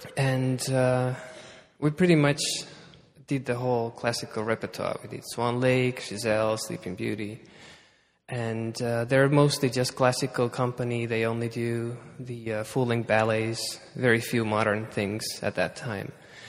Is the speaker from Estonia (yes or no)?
yes; Estonia; Well, it was a very different time. Estonia was under Soviet Russia. We were just part of this whole big part of Russia. And we were very poor.